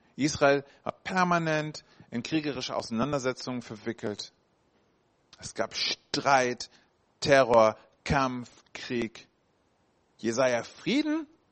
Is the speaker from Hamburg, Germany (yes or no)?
yes; Hamburg, Germany; da komme ich ursprünglich her aus Hamburg, ja mit acht Jahren.